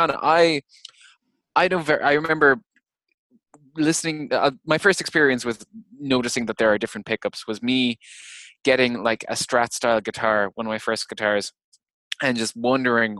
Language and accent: English; Ireland; I'm too Irish